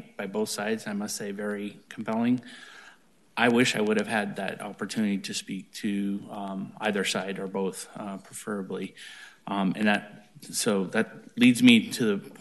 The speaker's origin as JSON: {"language": "English", "town": "East Orange", "country": "United States", "moved": "yes", "said": "I'm from East Orange, so I'm not from this area"}